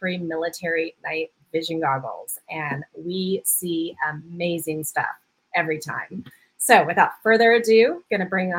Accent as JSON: {"language": "English", "area": "the Northwest", "region": "Pacific Northwest", "country": "United States", "moved": "yes", "lives_now": "Hawaii, United States", "said": "because I'm from the Northwest too"}